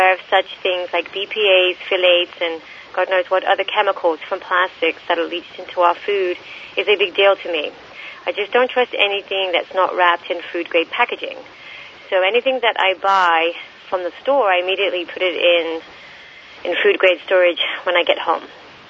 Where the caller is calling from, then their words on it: Los Angeles, California, United States; moved away as an adult; I'm calling from Ithaca, New York. I recently moved here from L.A. to live a more self-reliant and sustainable lifestyle.